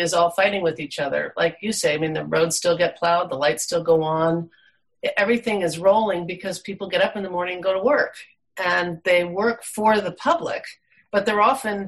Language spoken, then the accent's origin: English; East Coast, United States; now in Alaska, United States; living in Alaska and having been born and raised on the East Coast